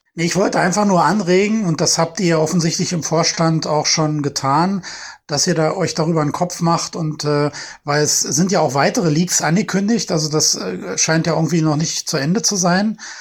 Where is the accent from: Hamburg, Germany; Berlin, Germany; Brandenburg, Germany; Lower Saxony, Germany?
Berlin, Germany; ich bin ja selber Berliner, ich sitze ja hier mittendrin